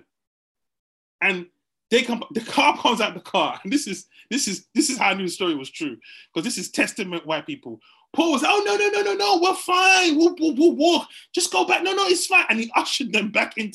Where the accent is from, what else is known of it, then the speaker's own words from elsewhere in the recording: England, United Kingdom; I grew up in England